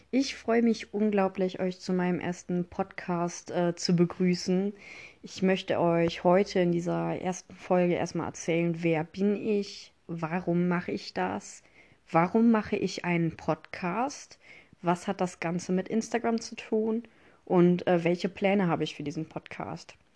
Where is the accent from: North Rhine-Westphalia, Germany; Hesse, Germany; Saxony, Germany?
North Rhine-Westphalia, Germany; Mönchengladbach; Ich komme aus Mönchengladbach. Ich bin äh, 19 Jahre alt.